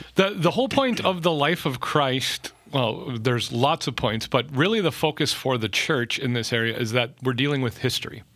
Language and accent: English; North Dakota, United States; growing up in North Dakota